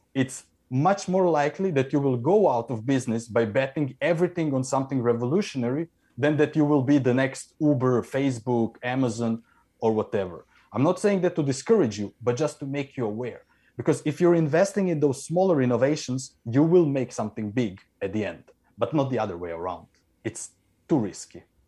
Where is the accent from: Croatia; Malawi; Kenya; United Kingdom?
Croatia; now in Norway; I am in Norway, but I come from Croatia